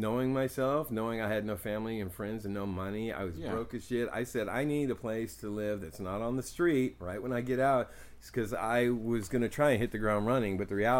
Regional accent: Oakland, California, United States; And I've always suspected and seen this and experienced stuff with this growing up in East Oakland.

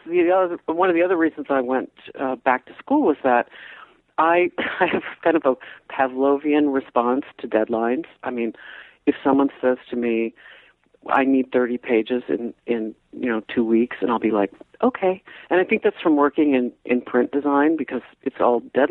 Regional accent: Davenport, Iowa, United States; moved away as an adult; also born or lived in Sweden; I come from Iowa, okay? So I'm coming from Davenport, Iowa

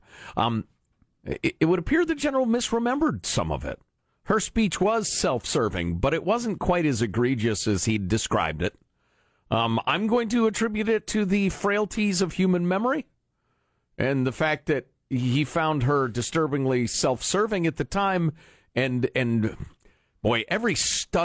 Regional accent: right outside Chicago, Illinois, United States; I grew up in right outside Chicago and in the Midwest

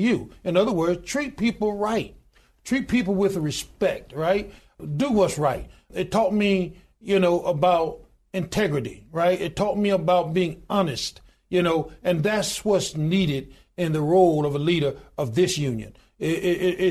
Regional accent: Goodwater, Alabama, United States; I was born in a little small town in Goodwater, Alabama, population 1,292

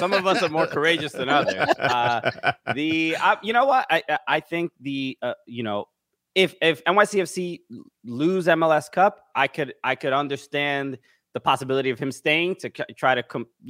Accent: New York City, New York, United States; I'm from Brooklyn, New York

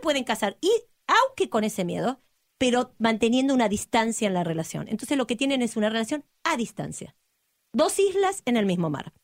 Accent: Argentina; soy argentina

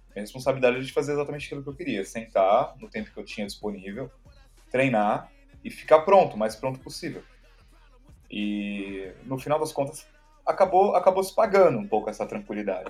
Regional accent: São Paulo, Brazil; sou daqui de São Paulo mesmo

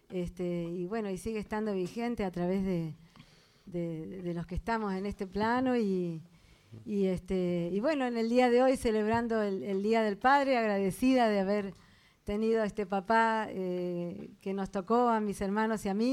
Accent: Mar del Plata, Buenos Aires Province, Argentina; nací bueno, acá en Buenos Aires, pero criada en Mar del Plata. Es como que éramos muy chiquitos, así, cuatro, tres, un año, mis hermanos y y decidieron ir a vivir a Mar del Plata solo para tener una calidad de vida distinta

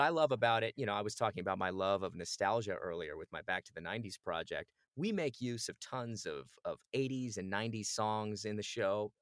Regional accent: Phoenix, Arizona, United States; moved away; I grew up in Phoenix, Arizona.

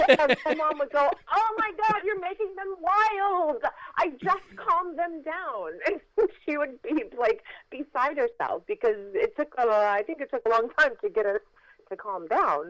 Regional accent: Los Angeles, California, United States; we were living in Los Angeles

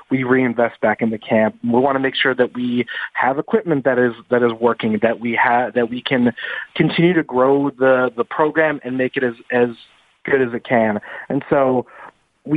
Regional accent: the Valley, Southern California, United States; I grew up in Southern California here in the Valley.

